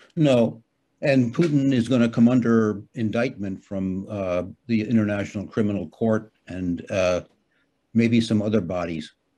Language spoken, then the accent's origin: English; United States; now in Hamburg, Germany; I'm an American citizen